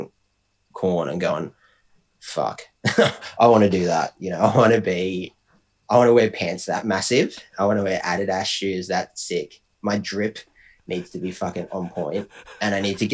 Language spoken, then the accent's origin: English; Bendigo, Victoria, Australia; I'm from Bendigo